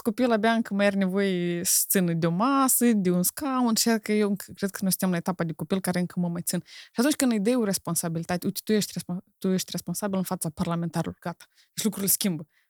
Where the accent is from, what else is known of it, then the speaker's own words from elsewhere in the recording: Moldova; accent: Moldovan; moved away; also born or lived in Romania; eu sunt moldovan, pentru că am cultura în mine